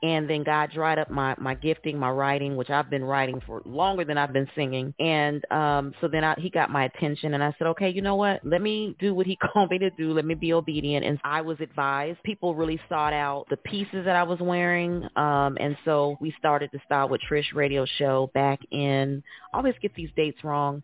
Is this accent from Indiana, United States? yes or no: yes; Indiana, United States; now in Atlanta, United States; I'm originally from Indiana, but I reside now in Atlanta